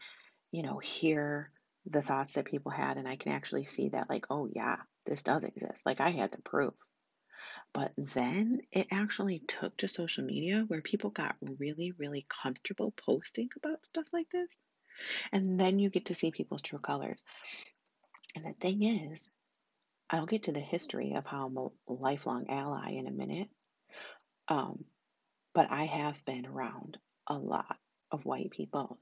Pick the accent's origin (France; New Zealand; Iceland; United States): United States; I'm American. I was born here